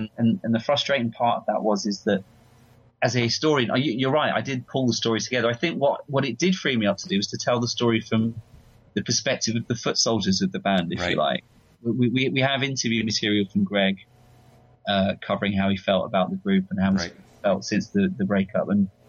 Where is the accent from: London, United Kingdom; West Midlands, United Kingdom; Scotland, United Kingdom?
London, United Kingdom; And I'm from London. I'm not from California, and I wasn't there when it happened.